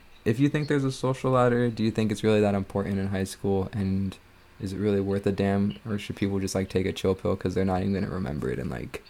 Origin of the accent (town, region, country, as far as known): Ventura, California, United States; born or raised there